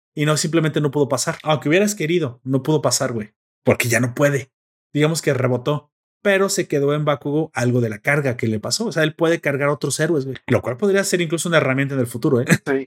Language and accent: Spanish; Mexico